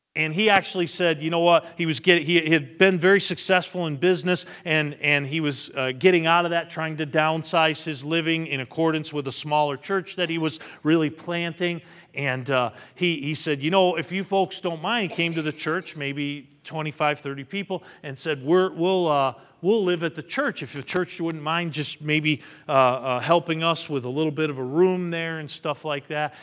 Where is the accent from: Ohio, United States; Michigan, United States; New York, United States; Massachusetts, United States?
Massachusetts, United States; I'm from Massachusetts